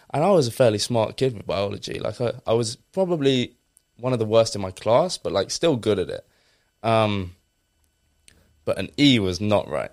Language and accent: English; Essex, East of England, United Kingdom; a very normal kid from Essex